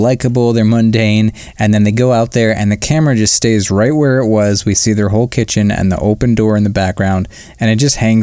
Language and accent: English; Chagrin Falls, Ohio, United States; my hometown of Chagrin Falls, Ohio